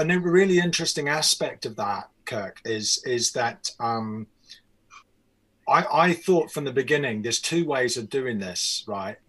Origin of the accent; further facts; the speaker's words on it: New Zealand; moved away; also born or lived in England; I'm from New Zealand